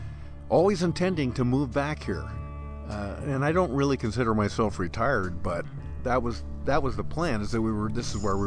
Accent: Central Oregon, United States; born or raised there; moved away as an adult; also born or lived in Western Washington / Seattle

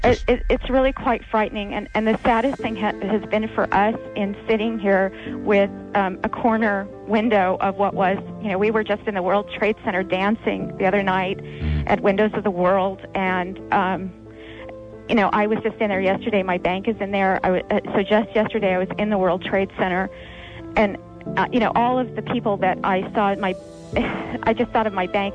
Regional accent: California, United States; now in New York, United States; I'm from California

